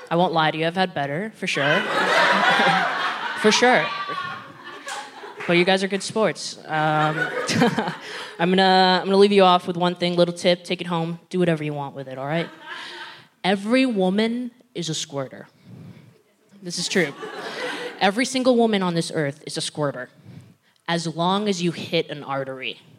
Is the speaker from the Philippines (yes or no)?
yes; Philippines; I think it should be blatantly obvious that I'm Filipino